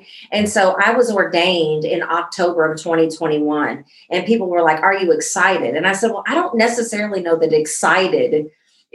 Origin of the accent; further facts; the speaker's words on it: Central Illinois, United States; now in Dallas, United States; I'm not in Central Illinois anymore, but Central Illinois is very so much in me